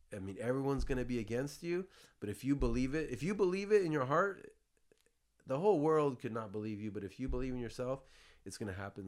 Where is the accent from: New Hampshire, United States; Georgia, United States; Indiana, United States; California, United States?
California, United States; San Jose; also born or lived in Florida; I grew up here in San Jose, California, Bay Area, Silicon Valley